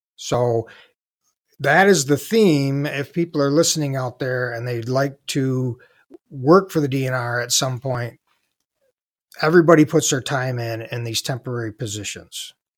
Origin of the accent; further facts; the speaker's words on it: Southeast Michigan, United States; I grew up in Southeast Michigan